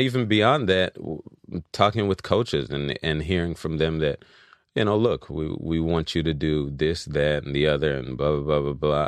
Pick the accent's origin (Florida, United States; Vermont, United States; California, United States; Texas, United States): California, United States; Los Angeles; also born or lived in Louisiana / Philadelphia; I was raised here in Los Angeles